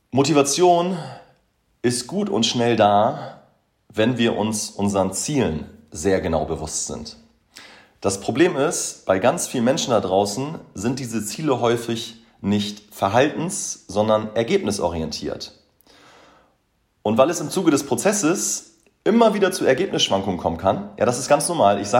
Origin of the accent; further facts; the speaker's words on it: Boberg, Hamburg, Germany; Ja, ich bin damals in Boberg aufgewachsen, das ist so irgendwie mein, mein Happy Place